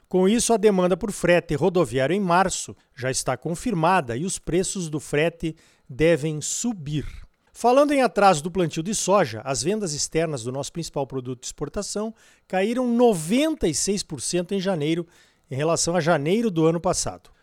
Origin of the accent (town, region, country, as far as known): Brazil